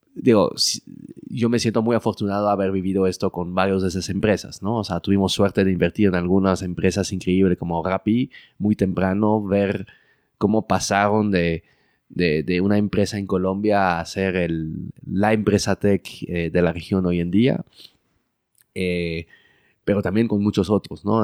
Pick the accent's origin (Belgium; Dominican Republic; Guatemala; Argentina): Belgium; moved away as an adult; also born or lived in Mexico City, Mexico; now in Mexico; crecí en Bélgica, viví toda mi vida en Bélgica